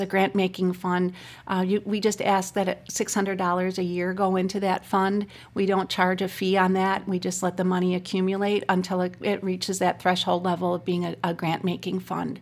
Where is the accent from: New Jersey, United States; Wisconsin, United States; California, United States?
Wisconsin, United States; Racine; also born or lived in Milwaukee; I'm born and raised in Racine